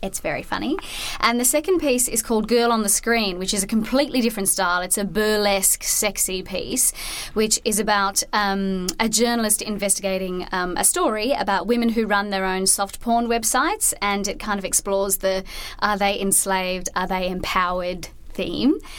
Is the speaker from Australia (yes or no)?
yes; Australia; I'm definitely an Australian